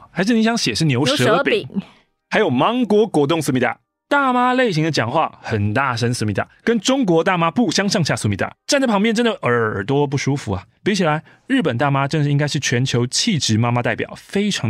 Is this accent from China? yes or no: no; Taiwan; now in United States; 我们从台湾移民过去的，就是台湾雕，不会改变的，雕就是雕，就是雕雕雕。